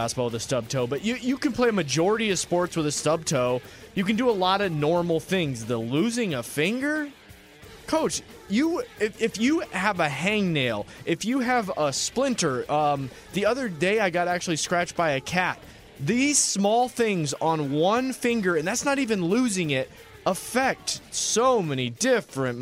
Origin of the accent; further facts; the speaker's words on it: the North, United States; I'm from the North.